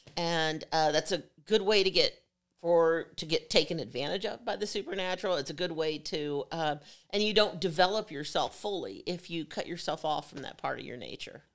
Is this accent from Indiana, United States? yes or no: yes; Evansville, Indiana, United States; born or raised there; moved away; also born or lived in Schererville, Indiana